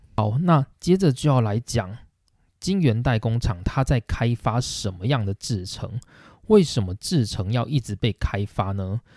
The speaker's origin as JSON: {"language": "Chinese", "country": "Taiwan", "said": "身为台湾人的我们"}